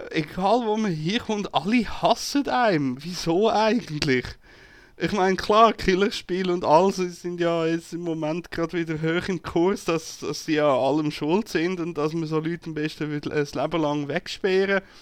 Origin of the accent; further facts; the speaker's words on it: Zurich, Switzerland; Und als Zürcher findet man das ja sowieso ein bisschen suspekt, wenn einer auf einmal freundlich ist zu einem.